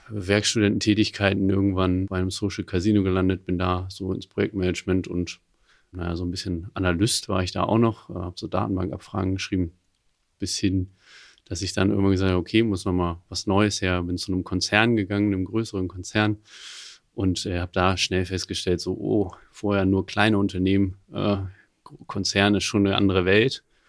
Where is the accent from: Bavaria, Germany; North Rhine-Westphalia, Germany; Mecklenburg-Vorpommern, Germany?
North Rhine-Westphalia, Germany; near Höxter; moved away as an adult; now in Hamburg, Germany; ich komme eigentlich aus der Nähe von Höxter